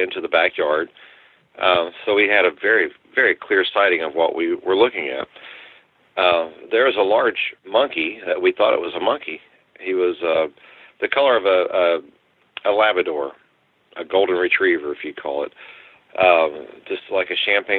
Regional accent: New Braunfels, Texas, United States; I'm from Texas. I lived in a small town called New Braunfels in Comal County

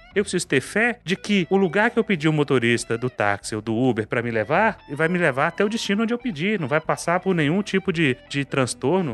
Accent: Carlos Chagas, Minas Gerais, Brazil; na minha terra, em Carlos Chagas

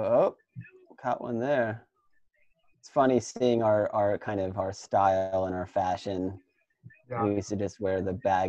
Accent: Midwest, United States; I think we endured like a lot of really bad conditions, like growing up in the Midwest and like skating some of these spots.

